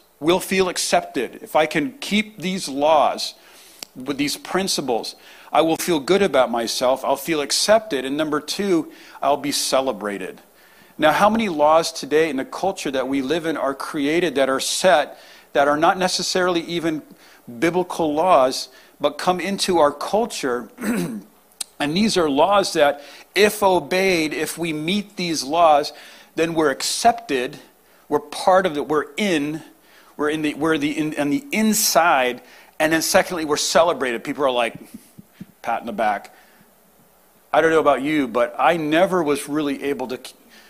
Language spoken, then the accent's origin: English; New England, United States; I play hockey, though. I love hockey. I grew up in New England.